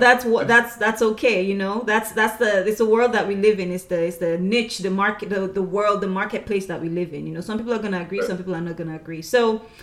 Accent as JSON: {"language": "English", "country": "Nigeria", "said": "We're both from Nigeria"}